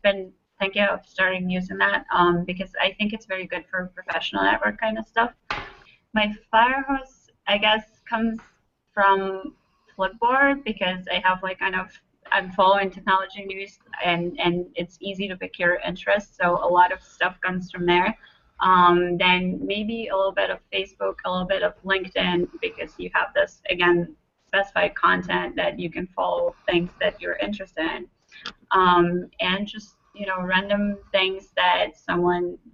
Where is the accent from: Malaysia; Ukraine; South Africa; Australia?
Ukraine; English is a second language; also born or lived in Israel; now in Chicago, United States; I'm originally from Ukraine. I spent about 11 years in Israel, and I'm in Chicago for a little less than 3 years